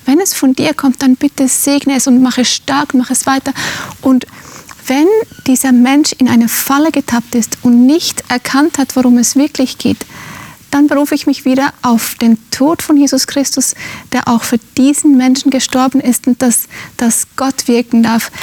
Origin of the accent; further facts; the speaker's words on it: Finland; moved away; Ich bin in Finnland aufgewachsen, in einem sehr emanzipierten Land.